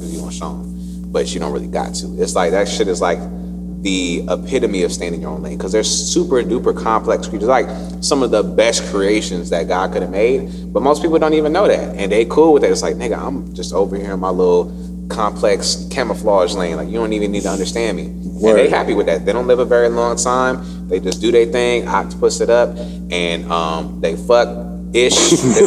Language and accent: English; Newport News, Virginia, United States; also born or lived in Williamsburg / Hampton; My dad retired in Newport News, so that's where we just stayed at, and I grew up there